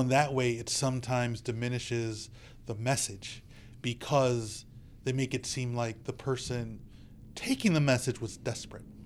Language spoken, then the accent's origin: English; United States; as an American